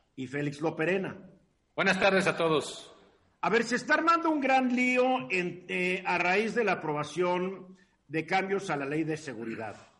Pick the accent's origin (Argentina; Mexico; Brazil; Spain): Mexico